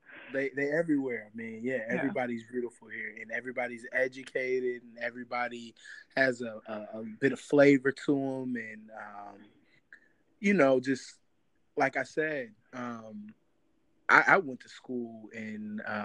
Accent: Kansas City, Missouri, United States; also born or lived in St. Louis, Missouri; I was born in St. Louis, and I had the distinct privilege of going to really good schools in Kansas City, Missouri, and being exposed to different culture in Kansas City.

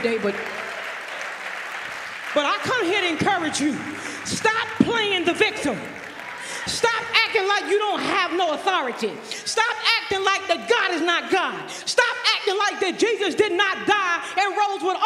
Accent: North Carolina, United States; moved away; I was born and raised in North Carolina in a rural environment

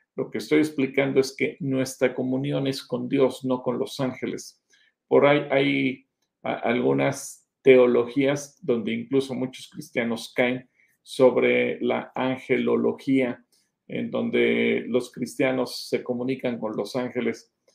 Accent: Mexico; somos mexicanos

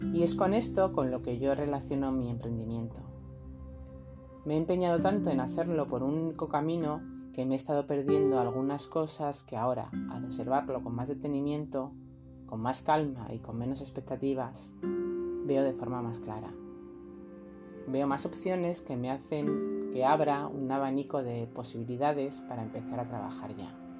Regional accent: Almería, Andalusia, Spain; vengo de Almería

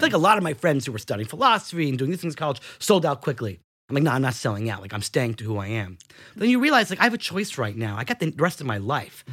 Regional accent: New Rochelle, New York, United States; I was born and raised in New Rochelle

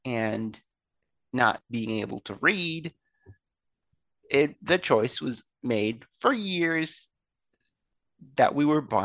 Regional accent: Belgium; moved away; I grew up in Belgium

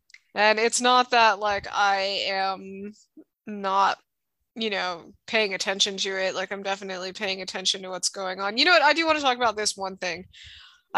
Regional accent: Hawaii, United States; the kids I grew up with in Hawaii

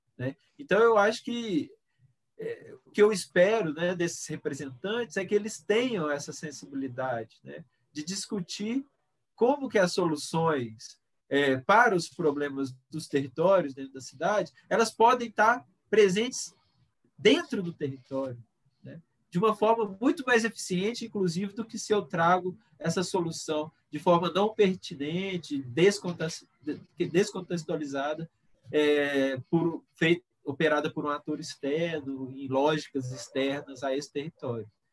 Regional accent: Itaúna, Minas Gerais, Brazil; now in Belo Horizonte, Brazil; Eu, eu sou natural de Itaúna, né? Que é pertinho aqui mas desde 2004 eu estou em Belo Horizonte

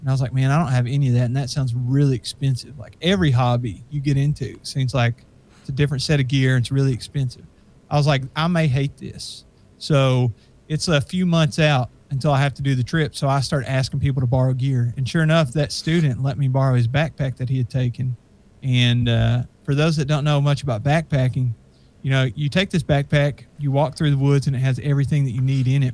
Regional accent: Kentucky, United States; I'm from Kentucky, so Gatlinburg and Pigeon Forge and that kind of stuff is very close to me

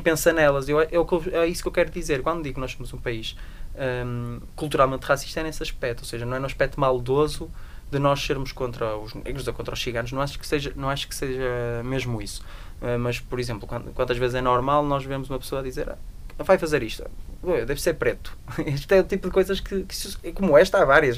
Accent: Portugal; Eu nasci, num, nasci em Portugal

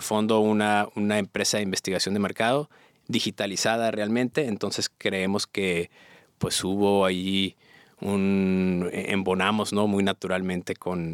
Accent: Mexico; also born or lived in United States; now in Monterrey, Mexico; Soy, soy mexicano, pero estoy en ah. Estados Unidos

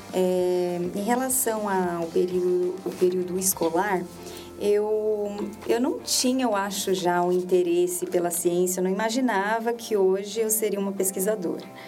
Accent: Ourinhos, São Paulo, Brazil; born or raised there; moved away as an adult

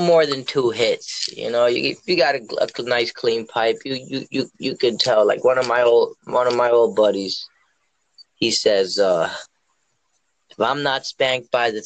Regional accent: New York, United States; I grew up in New York

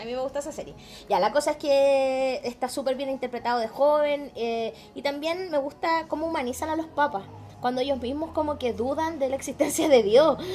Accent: Chile

